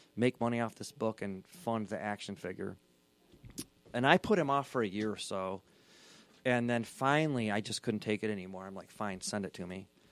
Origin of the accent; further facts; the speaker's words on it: Southeast Michigan, United States; I grew up in Southeast Michigan, Mormon, Scottish.